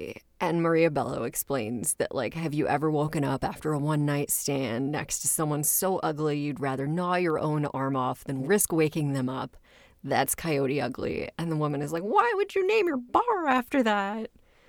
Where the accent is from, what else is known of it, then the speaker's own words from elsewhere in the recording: Scotland, United Kingdom; I was an archaeology major and that I was originally from Scotland.